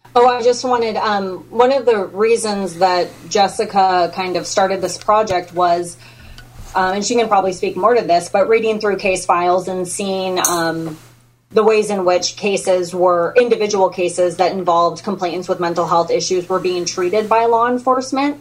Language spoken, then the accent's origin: English; California, United States; moved away as an adult; now in Texas, United States; I'm from California